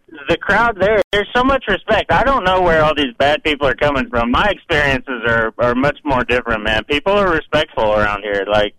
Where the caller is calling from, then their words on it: Ottumwa, Iowa, United States; calling from Ottumwa.